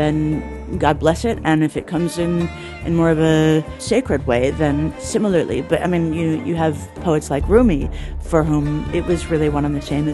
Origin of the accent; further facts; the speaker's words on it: Toronto, Ontario, Canada; now in United States; I was born in Toronto, Canada